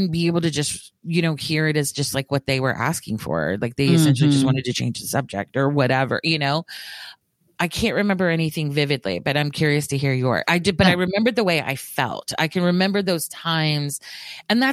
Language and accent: English; the South, United States